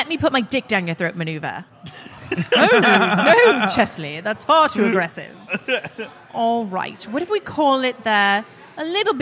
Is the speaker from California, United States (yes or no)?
yes; California, United States; I'm from California